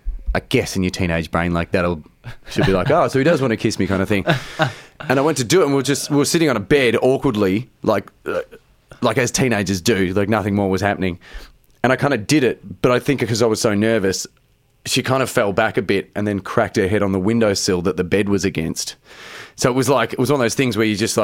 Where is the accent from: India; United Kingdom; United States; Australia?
Australia; Geelong, Victoria; I grew up in Geelong. I was a surfy kid